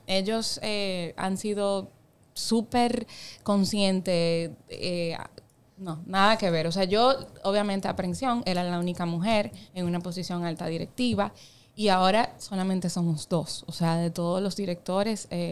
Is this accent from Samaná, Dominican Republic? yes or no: yes; Las Terrenas, Samaná, Dominican Republic; moved away; Yo soy de Samaná. O sea, yo me crié prácticamente en Samaná.